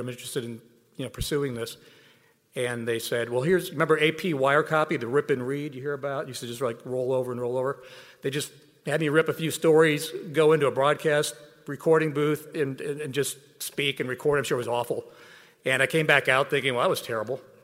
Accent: Cleveland, Ohio, United States; moved away; growing up in Cleveland, Ohio

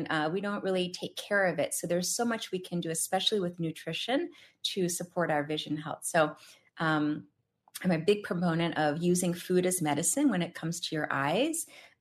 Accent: New York, United States; also born or lived in India; I am from New York and I still live in New York

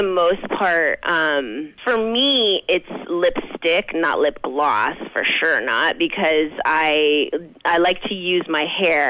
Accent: Phoenix, Arizona, United States; I grew up in Phoenix, Arizona.

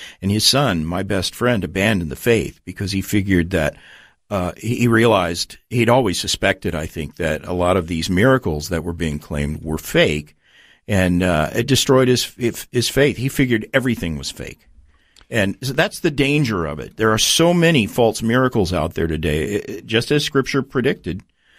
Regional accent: Tulsa, Oklahoma, United States; I grew up with in Tulsa, Oklahoma, which is sort of the, you know, that's Oral Roberts University, a lot of faith healers there.

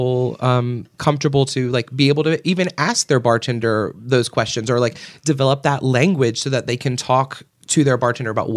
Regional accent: Portsmouth, Virginia, United States; moved away as an adult; also born or lived in Williamsburg, Virginia; now in Richmond, United States; I grew up in Hampton Roads area

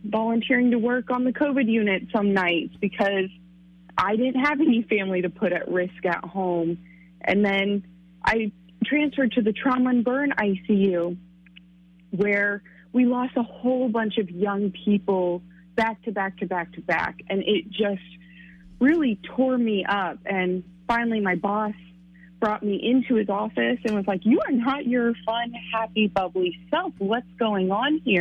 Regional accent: Quincy, Illinois, United States; also born or lived in New York; now in Chatham, United States; I was actually born in New York, raised in Quincy, moved to Chatham, Illinois

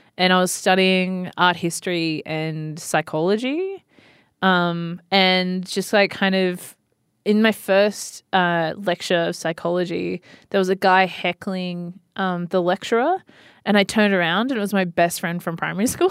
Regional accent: Sydney, New South Wales, Australia; I grew up like, around the northern beaches of Sydney

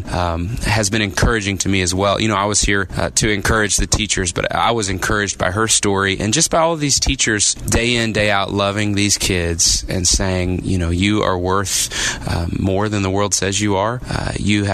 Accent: Texas, United States; I grew up in Texas

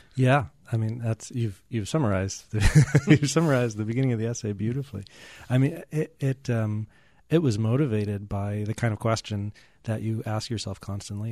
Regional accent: Newton, Massachusetts, United States; I grew up just outside of Boston and Newton, and in those western suburbs

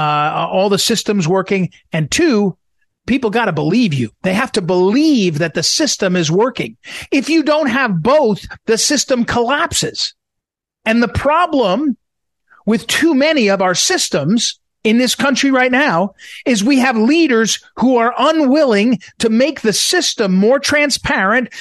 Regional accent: St. Louis, Missouri, United States; moved away; I'm from St. Louis. I lived in St. Louis, as I was telling you, for 25 years.

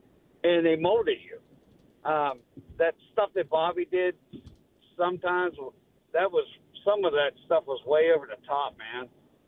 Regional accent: Butler County, Pennsylvania, United States; I grew up in Butler County

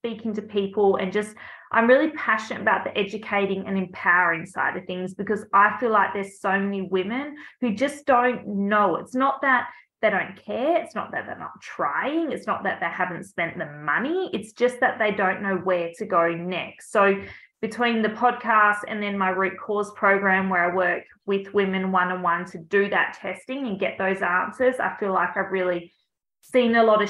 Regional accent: Albany, Western Australia, Australia; I grew up down south in Albany

